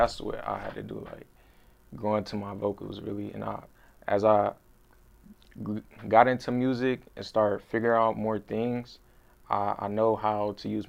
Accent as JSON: {"language": "English", "town": "Akron", "region": "Ohio", "country": "United States", "tie": "born or raised there", "also_born_or_lived": "Cleveland", "said": "I'm from Cleveland. I moved to Akron when I was like 7, though."}